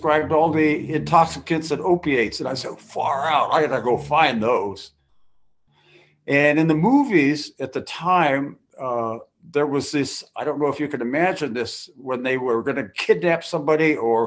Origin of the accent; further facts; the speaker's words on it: Berkeley, California, United States; I was born and raised in Berkeley, and second generation